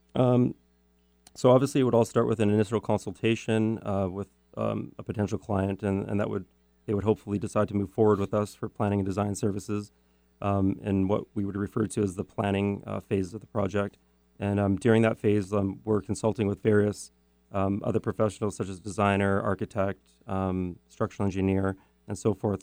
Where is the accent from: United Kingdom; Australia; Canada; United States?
Canada; Richmond, British Columbia; I grew up in um, a city called Richmond, British Columbia